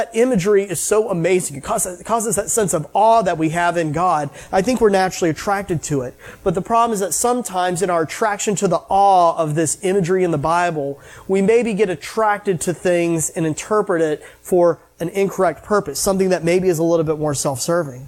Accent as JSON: {"language": "English", "country": "United States", "tie": "born or raised there", "said": "I grew up in the United States"}